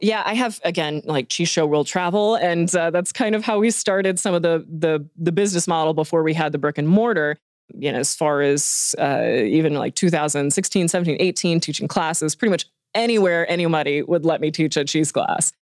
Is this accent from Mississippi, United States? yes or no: no; Hot Springs, Arkansas, United States; moved away as an adult; now in Bentonville, United States; I am from Hot Springs and came up here to get my engineering degrees and then just never left